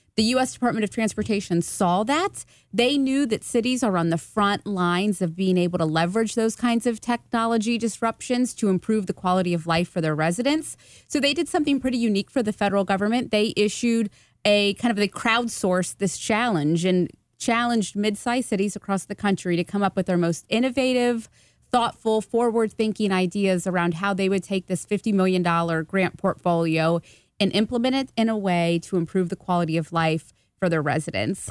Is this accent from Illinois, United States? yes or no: no; Hilliard, Ohio, United States; also born or lived in German Village, Columbus; now in Columbus, United States; I am originally from Hilliard, Ohio. I now live, live in German Village